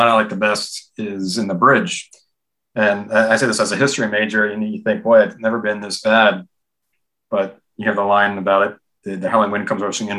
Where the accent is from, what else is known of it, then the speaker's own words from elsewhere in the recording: Washington, District of Columbia, United States; I grew up in and around Washington my whole life.